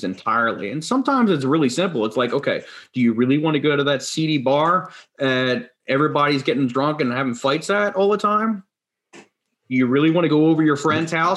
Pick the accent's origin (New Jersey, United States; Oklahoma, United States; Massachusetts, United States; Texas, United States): New Jersey, United States; I grew up in South Jersey